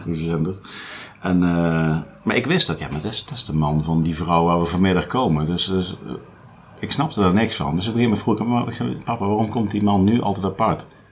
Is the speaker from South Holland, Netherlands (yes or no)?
no; Nijmegen, Gelderland, Netherlands; ik ben ook geboren in Nijmegen